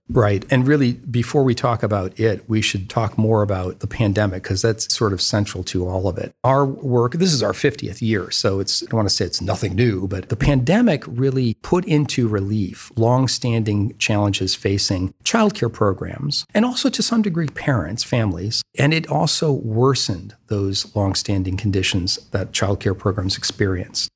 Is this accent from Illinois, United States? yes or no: no; Toledo, Ohio, United States; also born or lived in Washington, D.C.; now in Columbus, United States; I'm originally from Toledo also.